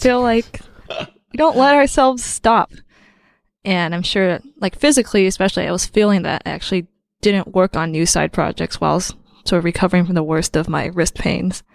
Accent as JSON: {"language": "English", "region": "Southern California", "country": "United States", "also_born_or_lived": "Pittsburgh, Pennsylvania", "moved": "as an adult", "said": "I'm from Southern California"}